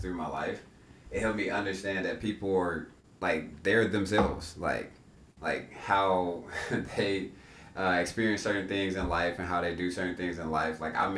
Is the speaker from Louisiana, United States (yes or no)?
yes; Shreveport, Louisiana, United States; now in Dallas, United States; I come from Shreveport, Louisiana.